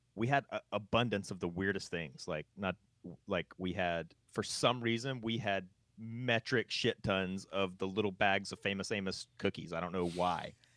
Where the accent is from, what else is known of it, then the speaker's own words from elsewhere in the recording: North Carolina, United States; moved away; where I grew up in North Carolina